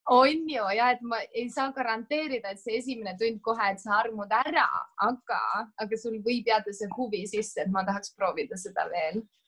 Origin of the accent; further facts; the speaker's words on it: Otepää, Valga County, Estonia; moved away as an adult; now in Saaremaa, Estonia; ma olen tegelikult ise pärit Otepäält, aga ma olen nüüd viimased viis-kuus aastat elanud Saaremaal